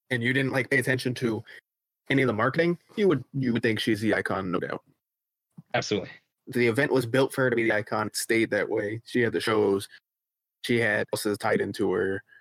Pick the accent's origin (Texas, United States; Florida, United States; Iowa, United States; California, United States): Florida, United States; growing up in South Florida, HHN commercials were very common.